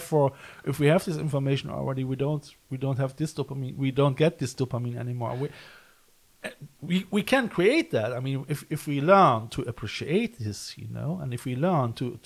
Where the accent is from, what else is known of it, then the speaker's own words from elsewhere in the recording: Cologne, North Rhine-Westphalia, Germany; I come from Cologne, and it's very close to the myth of Odin and Nibelungensaga